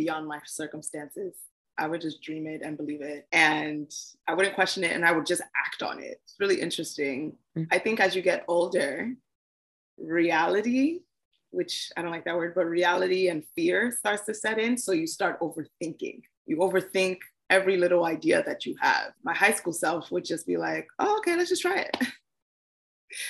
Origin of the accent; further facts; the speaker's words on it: Nigeria; I am a Nigerian girl